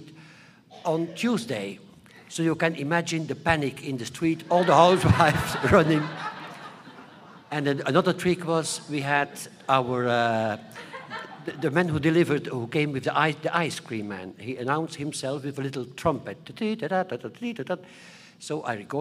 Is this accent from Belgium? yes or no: yes; Flanders, Belgium; I'm also coming from a schizophrenic country, Belgium. We have two communities, the Flemish part. I am from the Flemish part.